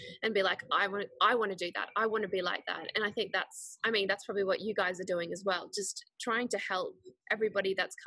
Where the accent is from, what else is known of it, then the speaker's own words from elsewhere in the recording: Switzerland; now in Gold Coast, Australia; I was born in Switzerland, but my dad is Swedish and my mum's Chinese